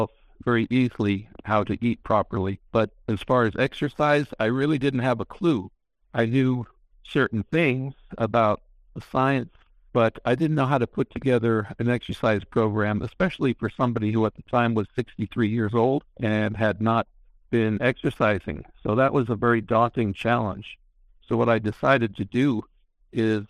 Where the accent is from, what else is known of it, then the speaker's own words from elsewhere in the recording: New York, United States; I grew up in New York